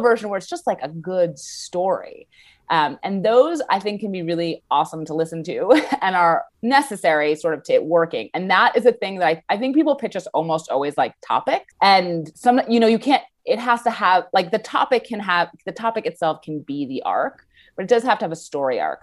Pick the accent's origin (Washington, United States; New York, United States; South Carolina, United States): New York, United States; New York City; I'm from New York City